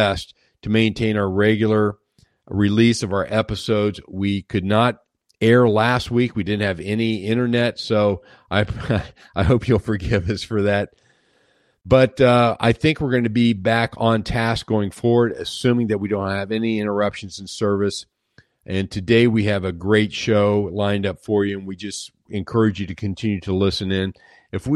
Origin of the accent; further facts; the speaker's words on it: Ohio, United States; I grew up in the Ohio area